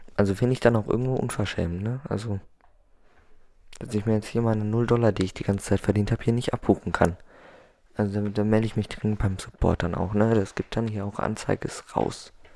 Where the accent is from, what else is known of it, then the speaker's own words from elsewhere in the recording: Germany; Dann komme ich aus Europa genau zu sein, aus Deutschland.